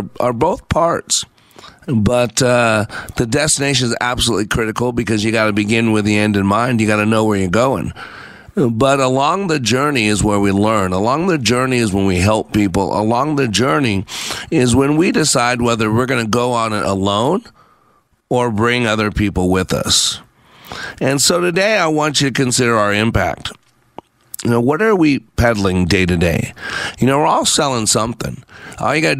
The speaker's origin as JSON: {"language": "English", "region": "Texas", "country": "United States", "tie": "born or raised there", "said": "I am back in my home state of Texas"}